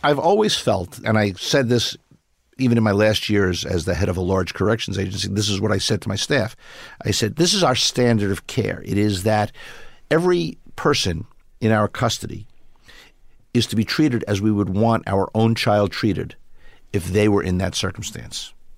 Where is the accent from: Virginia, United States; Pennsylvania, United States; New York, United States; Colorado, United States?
New York, United States; New York City; I grew up in Brooklyn